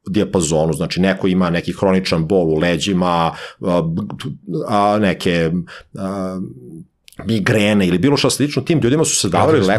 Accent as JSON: {"language": "Croatian", "country": "Serbia"}